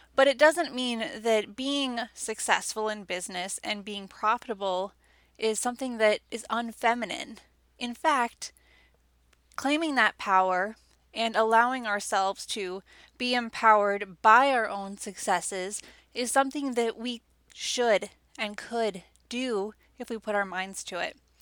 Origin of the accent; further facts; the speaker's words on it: Wisconsin, United States; I was basically born and raised in Wisconsin.